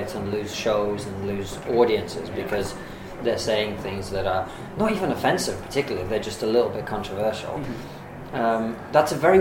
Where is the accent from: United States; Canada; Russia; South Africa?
Russia; now in United Kingdom; I come from Russia, right? I'm an immigrant here